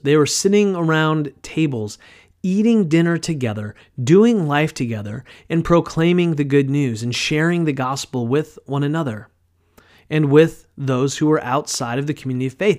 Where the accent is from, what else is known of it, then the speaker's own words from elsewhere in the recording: United States; modern American Christians